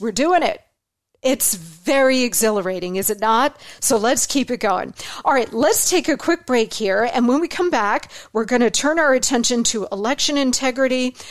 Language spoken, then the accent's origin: English; Arizona, United States; born in Arizona